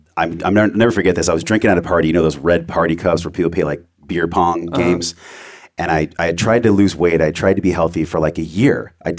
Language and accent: English; La Mesa, California, United States; I was born in East County. I went to Grossmont High School.